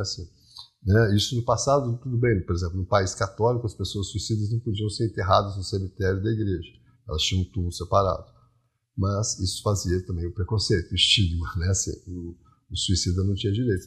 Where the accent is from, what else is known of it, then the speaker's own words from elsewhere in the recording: interior of Minas Gerais, Brazil; eu também sou rural, né? eu também sou do interior de Minas